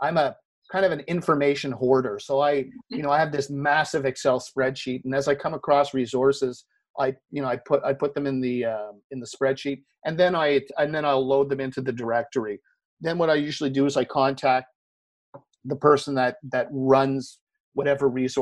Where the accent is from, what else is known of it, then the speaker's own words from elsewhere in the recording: Canada; I'm Canadian, I'm based in Montreal